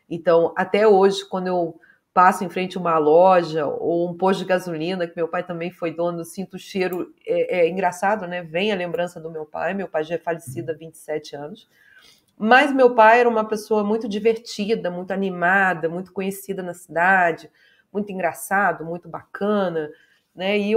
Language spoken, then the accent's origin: Portuguese; Nova Friburgo, Rio de Janeiro, Brazil; born there; Então, nasci em Nova Friburgo, sou a filha mais velha